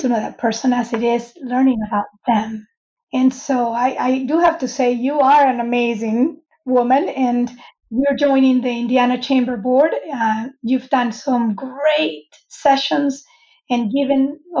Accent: Venezuela; moved away as an adult; I grew up in Venezuela, by the way. I came here to go to college

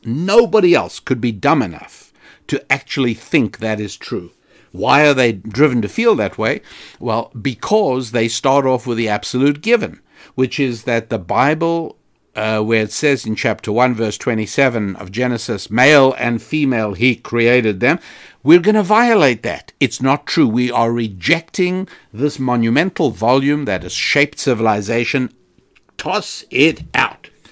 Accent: United States; I am an American

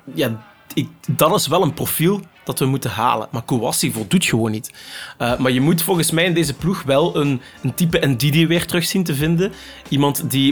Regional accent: Limburg, Flanders, Belgium; als een echte Limburger

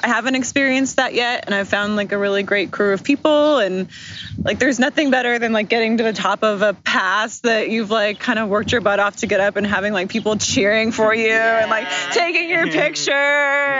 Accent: Portland, Oregon, United States; I'm from Portland, Oregon

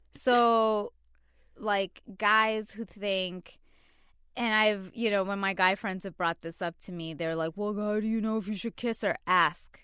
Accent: New York City, New York, United States; I'm a New Yorker

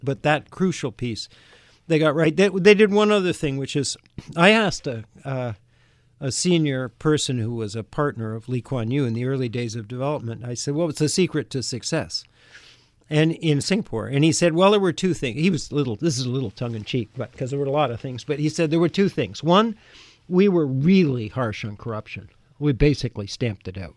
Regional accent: Canada; now in United States; I grew up in Canada

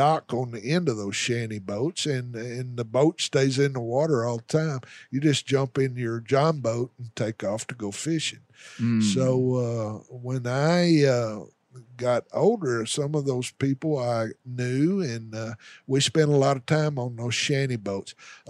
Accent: Arkansas Delta, United States; For me, the Delta's home. And that's where I've spent most of my outdoor life is in the Delta, in those river bottoms.

